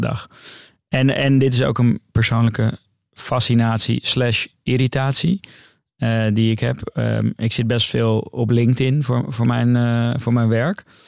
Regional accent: Amsterdam, North Holland, Netherlands; Ik ging daar weg als een Noorderling

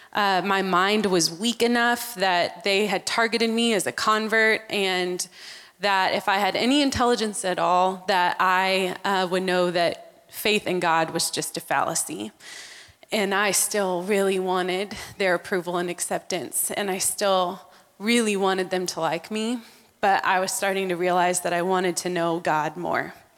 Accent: Texas, United States; also born or lived in Amman, Jordan; back to Texas. And that's where we grew up

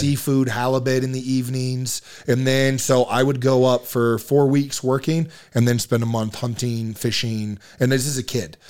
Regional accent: Marietta, Georgia, United States; moved away as an adult; now in Utah, United States; born and raised in Georgia, uh, Marietta, Georgia

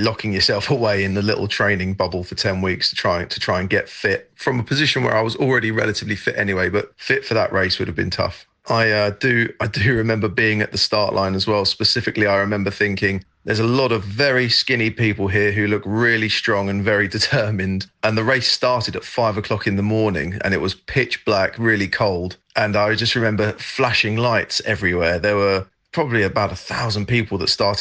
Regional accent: England, United Kingdom; moved away as an adult; also born or lived in French Alps, France; now in France; I'm English, but I'm living in the French Alps, have been for the last 8 years

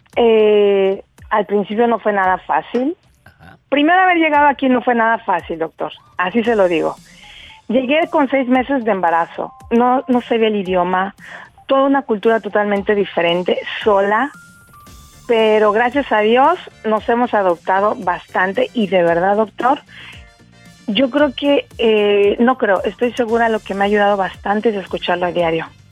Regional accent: Mexico City, Mexico; moved away as an adult; now in Eilat, Israel; Soy 101% chilanga.

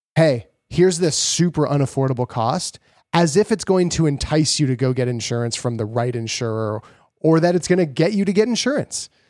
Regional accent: Canada; we're from Canada

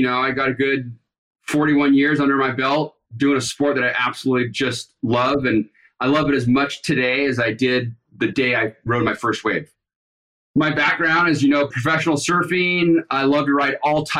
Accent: Capistrano Beach, California, United States; I grew up in Capistrano Beach, San Clemente, Capistrano Beach, and then you go into Dana Point

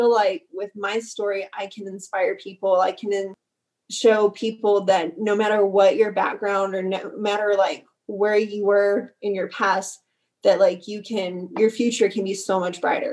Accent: Carlsbad, New Mexico, United States; moved away as an adult; also born or lived in Odessa, Texas; moving out of my hometown

